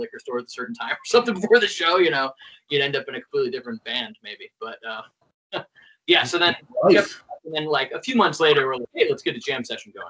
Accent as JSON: {"language": "English", "town": "Belfast", "region": "Maine", "country": "United States", "tie": "born or raised there", "also_born_or_lived": "Bangor, Maine / Manchester, New Hampshire / Portland, Maine / Boston", "moved": "as an adult", "lives_now": "Seattle, United States", "said": "I'm from Bangor, Maine, so a little further up north, but still East Coast. And then I grew up in Belfast, Maine on the coast. Went to school in New Hampshire, Manchester, New Hampshire, and then lived in Portland, Maine and Boston before Cambridge, Massachusetts, before moving out here in 2017."}